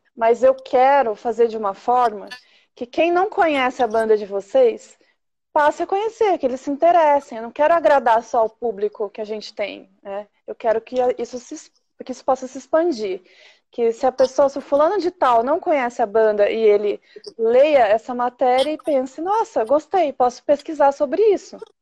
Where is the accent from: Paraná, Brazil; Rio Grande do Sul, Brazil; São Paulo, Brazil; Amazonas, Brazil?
Paraná, Brazil; Jandaia do Sul; eu também sou da cidade do Ratinho